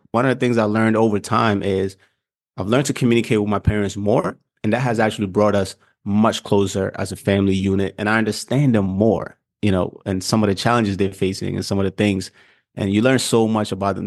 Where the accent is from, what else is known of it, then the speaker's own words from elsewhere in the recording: Ghana; moved away; I'm from Africa, I'm from Ghana, and so part of our diet is actually heavy starch